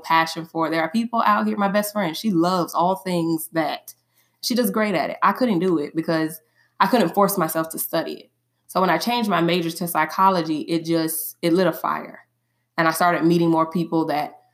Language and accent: English; Tallahassee, Florida, United States; I was born and raised here in Tallahassee, Florida